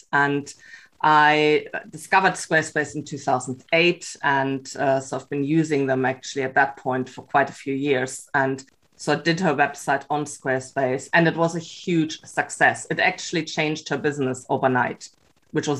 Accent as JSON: {"language": "English", "town": "Cologne", "region": "North Rhine-Westphalia", "country": "Germany", "also_born_or_lived": "Vancouver, Canada", "second_language": "English", "moved": "as an adult", "lives_now": "Bellingham, United States", "said": "I'm originally, as you can tell by my accent, from Germany, from Cologne in Germany"}